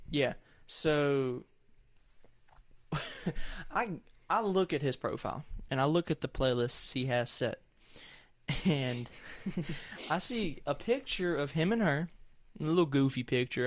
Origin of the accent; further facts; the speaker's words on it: the South, Southern United States, United States; accent: thick Southern; I have a pretty thick Southern accent, and it fluctuates depending on who I'm talking